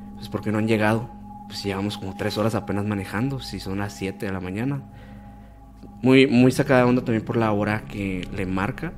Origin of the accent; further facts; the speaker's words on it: Hermosillo, Sonora, Mexico; Nosotros somos de Hermosillo, Sonora